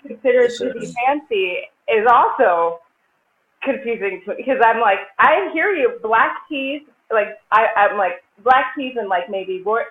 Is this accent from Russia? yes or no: no; Zambia; I'm not American. I'm from Zambia.